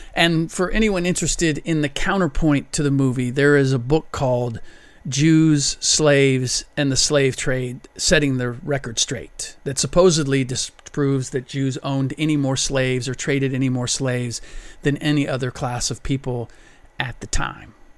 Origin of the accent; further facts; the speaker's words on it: United States; first language German; English is a second language; I'm a first generation American. My first language was German